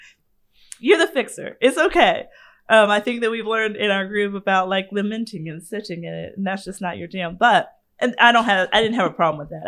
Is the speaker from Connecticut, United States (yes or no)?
no; Savannah, Georgia, United States; I grew up in Savannah.